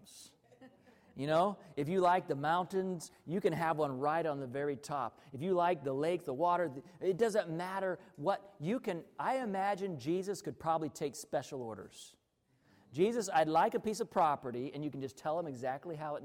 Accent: Arkansas, United States; I grew up in Arkansas

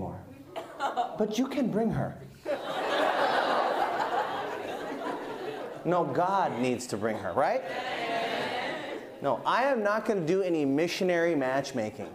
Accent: United States; I'm American

